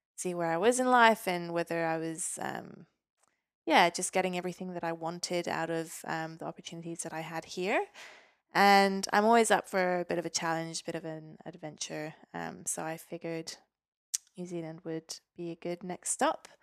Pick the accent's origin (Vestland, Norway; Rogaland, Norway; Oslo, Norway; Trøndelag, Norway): Rogaland, Norway; Stavanger; moved away as an adult; now in Newcastle, Australia; Stavanger where I grew up in Norway